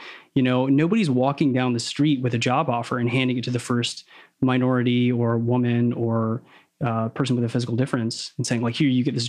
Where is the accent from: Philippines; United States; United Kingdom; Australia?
Philippines; I was very much ashamed of being Filipino as a kid.